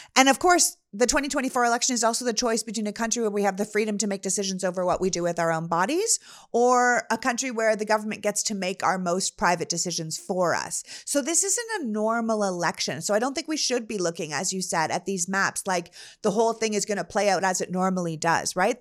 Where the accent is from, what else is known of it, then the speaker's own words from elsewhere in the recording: Canada; moved away; as someone who grew up in Canada